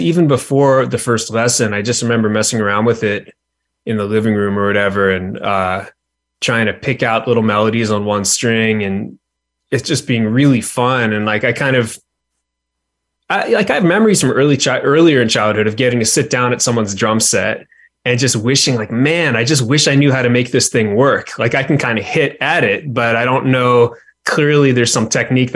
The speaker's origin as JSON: {"language": "English", "town": "Williamsburg", "region": "Virginia", "country": "United States", "tie": "born or raised there", "said": "I grew up in Williamsburg"}